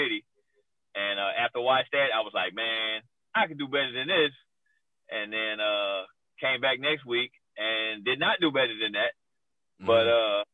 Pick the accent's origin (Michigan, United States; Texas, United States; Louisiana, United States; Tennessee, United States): Tennessee, United States; Nashville; I'm originally from Nashville, Tennessee